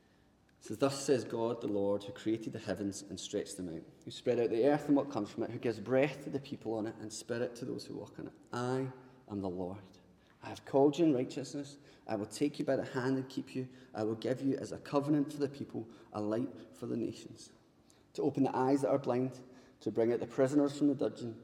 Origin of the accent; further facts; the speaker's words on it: Paisley, Scotland, United Kingdom; growing up in Paisley, none of my pals were exactly rich